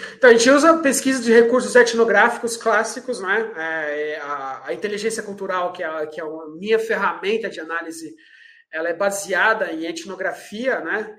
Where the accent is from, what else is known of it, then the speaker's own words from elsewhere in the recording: Brazil; Eu sou brasileiro e a gente tem o jeitinho brasileiro enraizado